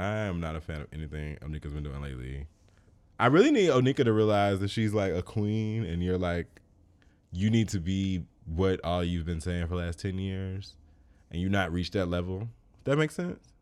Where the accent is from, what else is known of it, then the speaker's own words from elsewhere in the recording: Chicago, Illinois, United States; I grew up in Chicago.